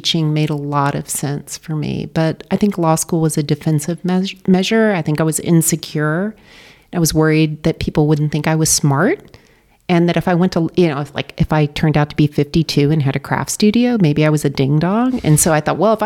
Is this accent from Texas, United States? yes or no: yes; Dallas, Texas, United States; also born or lived in London, United Kingdom; now in Darien, United States; Originally from Texas